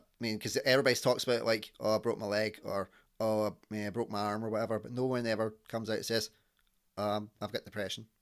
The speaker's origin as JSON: {"language": "English", "region": "Scotland", "country": "United Kingdom", "accent": "Scottish", "said": "my accent from Scotland"}